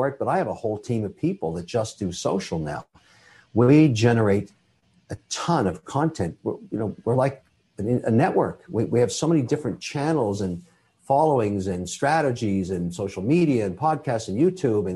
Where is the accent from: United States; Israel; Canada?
Canada; I'm a Canadian citizen. I'm also Irish